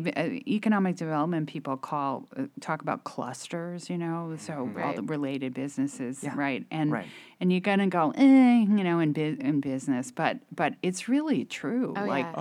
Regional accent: New York, United States; moved away; I grew up in New York

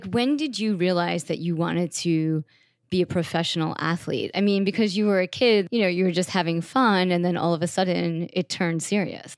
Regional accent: Long Island, New York, United States; I kind of grew up in New York. I grew up outside on Long Island

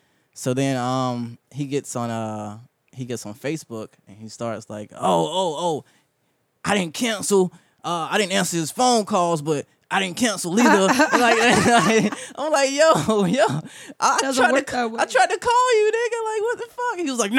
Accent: The Bronx, New York, United States; I'm from the Bronx, son.

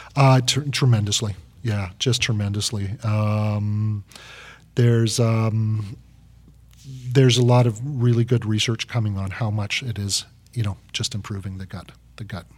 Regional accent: Vancouver, British Columbia, Canada; I'm, I'm up from, I'm down from Canada, but in Vancouver

